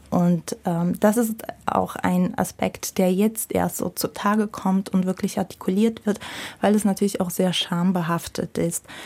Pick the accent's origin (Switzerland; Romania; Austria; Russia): Russia; now in Germany; Ich bin in Russland aufgewachsen